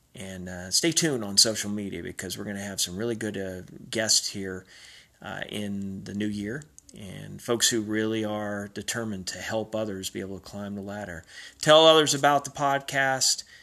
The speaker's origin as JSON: {"language": "English", "town": "Robertsdale", "region": "Alabama", "country": "United States", "tie": "born or raised there", "moved": "yes", "said": "the time I was growing up in Robertsdale, Alabama, in my small town in South Alabama"}